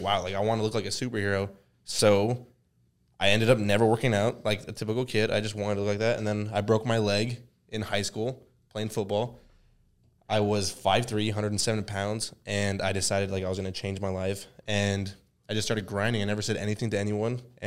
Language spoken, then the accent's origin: English; Albuquerque, New Mexico, United States; I'm from Albuquerque, New Mexico.